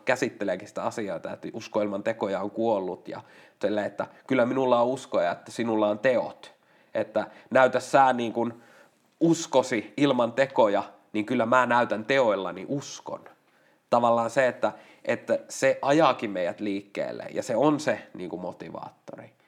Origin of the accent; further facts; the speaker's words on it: Lapua, South Ostrobothnia, Finland; mä oon Lapualta